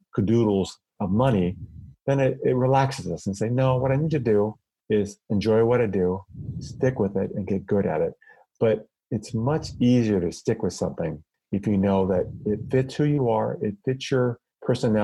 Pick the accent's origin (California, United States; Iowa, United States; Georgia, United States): Iowa, United States; I grew up in the Midwest in Iowa